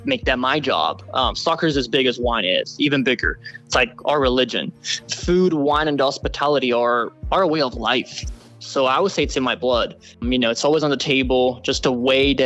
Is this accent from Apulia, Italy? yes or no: yes; small town in Puglia, Apulia, Italy; now in United States; My hometown is up on a hill. So we actually, from where I'm from, you can see a valley